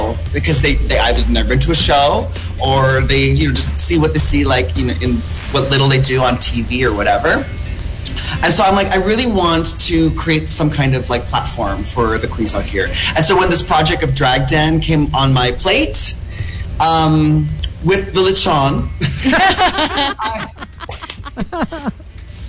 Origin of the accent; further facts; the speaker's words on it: United States; I'm from the States